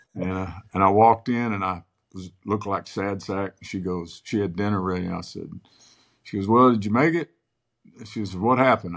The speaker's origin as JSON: {"language": "English", "town": "Moore", "region": "Oklahoma", "country": "United States", "tie": "born or raised there", "also_born_or_lived": "Clinton, Oklahoma"}